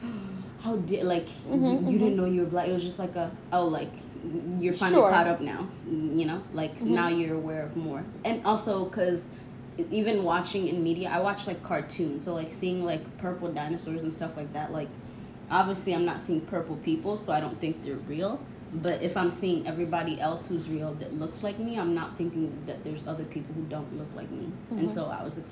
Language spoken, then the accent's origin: English; Kenya; I lived in Kenya. So for most of my life, from age newborn to 6 years old, it was just family, friends, and seeing a lot of people who looked like me